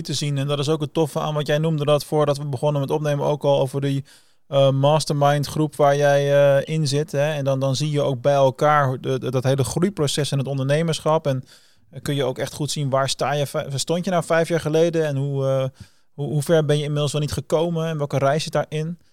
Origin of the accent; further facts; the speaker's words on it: Rotterdam, South Holland, Netherlands; als Rotterdammer